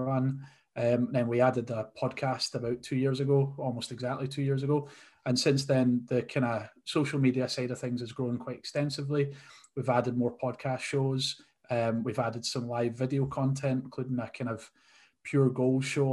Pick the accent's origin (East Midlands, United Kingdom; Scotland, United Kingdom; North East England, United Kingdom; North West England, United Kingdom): Scotland, United Kingdom; we're Scottish